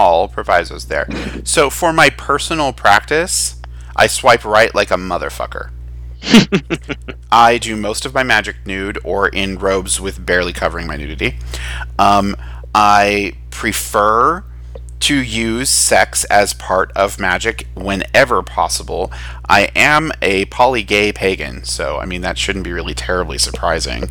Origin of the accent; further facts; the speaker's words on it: United States; since I'm American